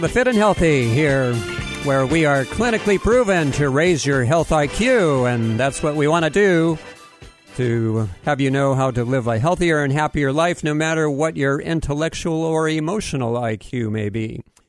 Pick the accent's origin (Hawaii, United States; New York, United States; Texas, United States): Hawaii, United States; Oahu; moved away as an adult; also born or lived in Maui, Hawaii; now in Florida, United States; I grew up on Oahu, and then the last 10 years were on Maui until last year when I moved to Florida.